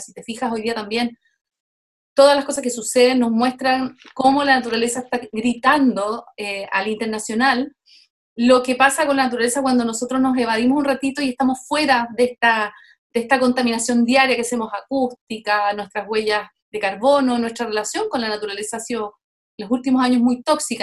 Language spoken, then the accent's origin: Spanish; Chile; now in Montreal, Canada; me parieron en Chile, pero llevo más de la mitad de mi vida en Canadá